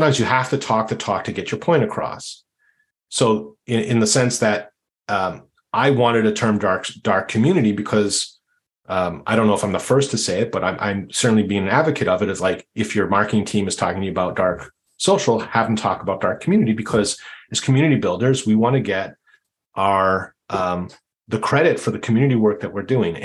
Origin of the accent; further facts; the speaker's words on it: Canada; I'm Canadian